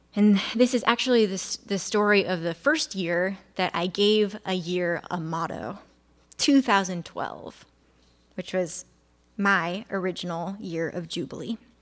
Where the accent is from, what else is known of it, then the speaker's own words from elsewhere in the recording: Illinois, United States; I grew up in Illinois, where as a kid, you learn about the Chicago fire